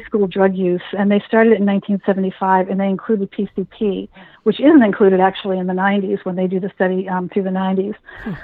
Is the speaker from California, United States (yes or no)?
no; Massachusetts, United States; here in Massachusetts